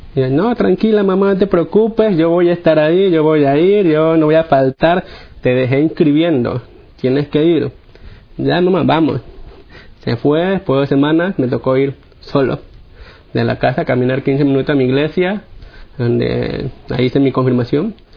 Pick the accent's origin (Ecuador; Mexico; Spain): Ecuador; Guayaquil, Guayas; yo soy de Guayaquil, Guayaquil, Ecuador